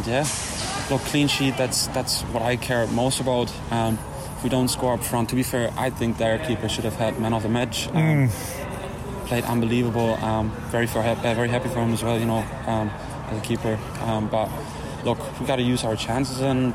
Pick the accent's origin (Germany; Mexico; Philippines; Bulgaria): Germany; Hamburg; also born or lived in England; now in Ireland; I'm from Hamburg, up in the north.